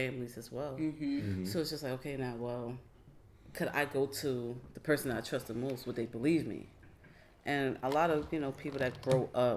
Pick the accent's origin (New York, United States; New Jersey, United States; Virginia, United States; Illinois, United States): New Jersey, United States; I am from New Jersey